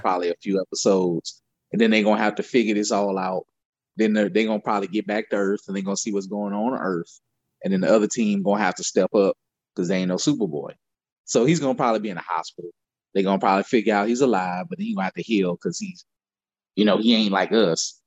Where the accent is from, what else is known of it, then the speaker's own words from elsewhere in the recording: Louisiana, United States; I grew up in Louisiana